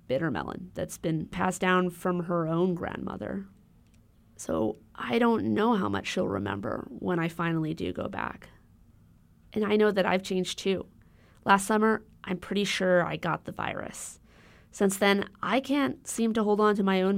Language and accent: English; Honolulu, Hawaii, United States; moved away; I grew up in Honolulu